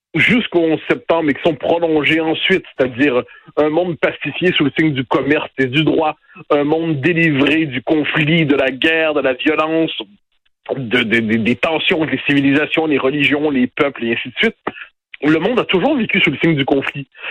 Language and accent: French; Quebec, Canada